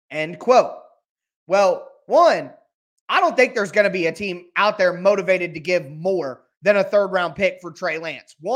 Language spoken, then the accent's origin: English; Ohio, United States; I'm from Ohio.